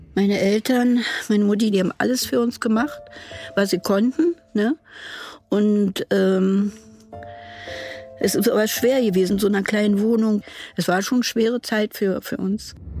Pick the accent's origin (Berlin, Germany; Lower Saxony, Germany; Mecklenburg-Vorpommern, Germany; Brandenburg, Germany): Berlin, Germany; ich komme aus Berlin